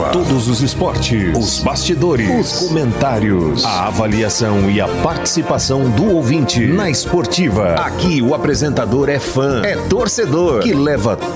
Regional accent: Itumbiara, Goiás, Brazil; also born or lived in Cachoeira Dourada; now in Anápolis, Brazil; de Itubiara, Goiás. Eu nasci em Itubiara, Goiás, morava em Cachoeira Dourada, Goiás.

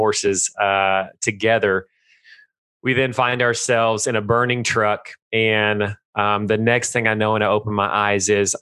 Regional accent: Texas, United States; I live in Stephenville, Texas. I was born and raised in Texas, always lived here

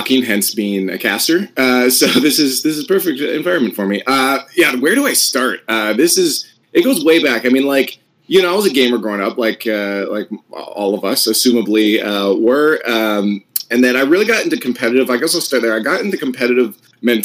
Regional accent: Canada; As a Canadian

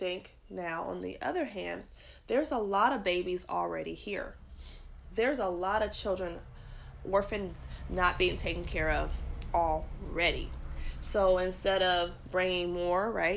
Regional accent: United States; I'm just an American because this is where I was born

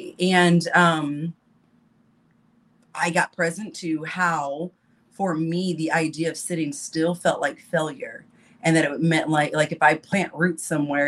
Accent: Topeka, Kansas, United States; moved away as an adult; now in Chicago, United States; I'm from Topeka, Kansas.

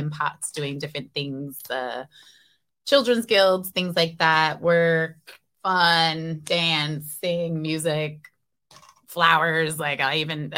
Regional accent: Seattle, Washington, United States; I was born and raised in Seattle

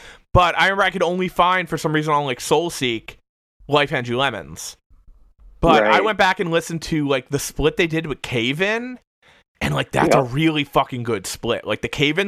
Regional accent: Hamilton, New Jersey, United States; I grew up in New Jersey.

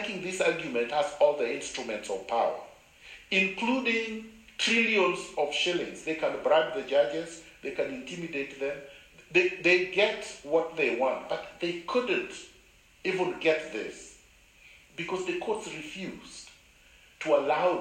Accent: Kenya; moved away as an adult; also born or lived in Canada; I was born in Kenya. Nobody can deny that. I went to Kenyan schools

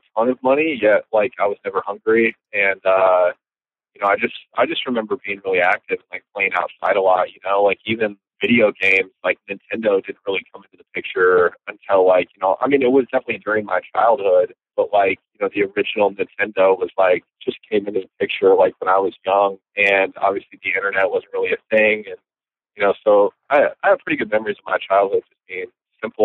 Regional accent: Marshalltown, Iowa, United States; also born or lived in Cedar Falls, Iowa; I was born and raised in Marshalltown

